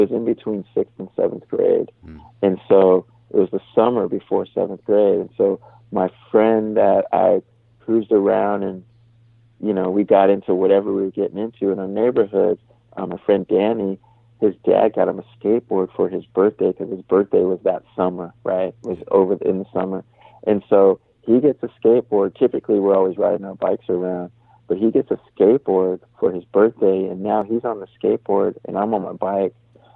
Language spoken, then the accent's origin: English; San Jose, California, United States; I grew up in San Jose, California